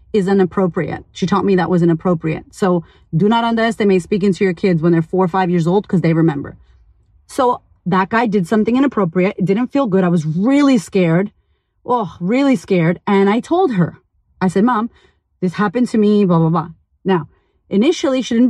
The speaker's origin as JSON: {"language": "English", "country": "United States", "moved": "yes", "lives_now": "Australia", "said": "I live in Australia, but I'm American as fuck"}